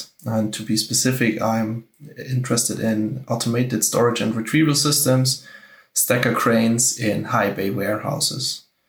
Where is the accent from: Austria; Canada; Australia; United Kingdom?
Austria; moved away as an adult; now in Munich, Germany; I'm 31 years old. I was born in Austria, and I moved to Munich about 10 years ago for studying mechanical engineering.